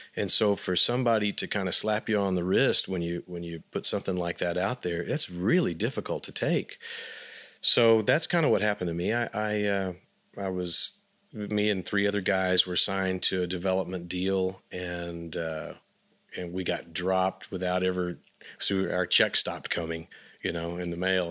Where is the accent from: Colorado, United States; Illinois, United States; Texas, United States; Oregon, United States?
Texas, United States; Abilene; moved away; when I grew up in Abilene